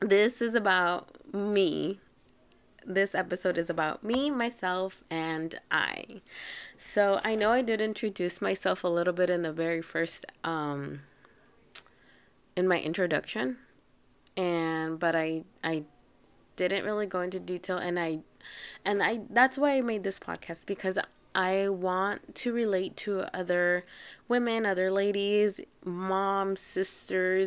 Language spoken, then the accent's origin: English; Anaheim, California, United States; also born or lived in Riverside / Mexico; I grew up in Orange County, and a little bit in Riverside, and a little bit in Mexico, so I grew up in many, many places, mostly in Anaheim, Orange County.